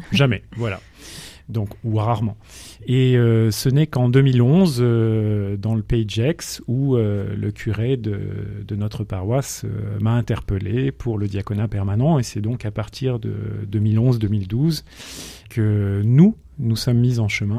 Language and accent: French; Grenoble, Auvergne-Rhône-Alpes, France; moved away as an adult; now in Pays de Gex, France; je suis né à Grenoble. Je suis grenoblois